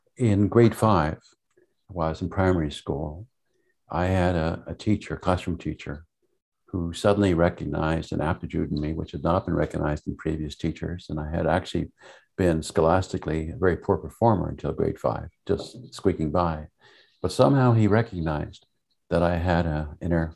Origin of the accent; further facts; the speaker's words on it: Montreal, Quebec, Canada; also born or lived in Vermont, United States; I grew up in Montreal